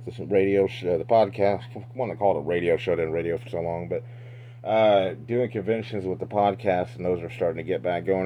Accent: Central Illinois, United States; I've been a Central Illinois boy all my life

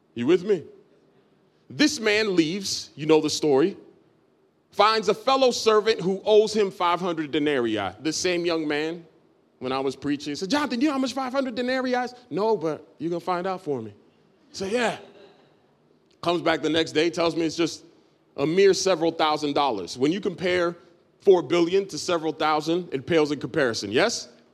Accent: Dominican Republic; I'm Dominican from, from birth, so I'm from the Dominican Republic.

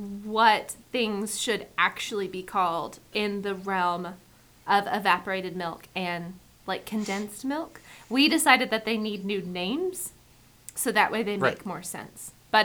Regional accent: United States; now in New Zealand; as an American

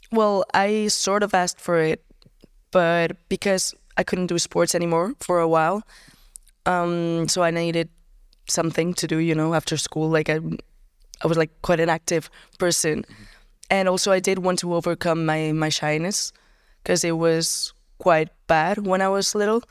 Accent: Barcelona, Catalonia, Spain; also born or lived in Tarragona area; It was, it was here in Barcelona. I lived here kind of my entire life

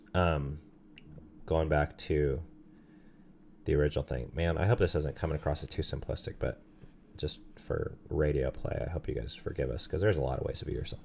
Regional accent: Southern California, United States; I grew up in Southern California

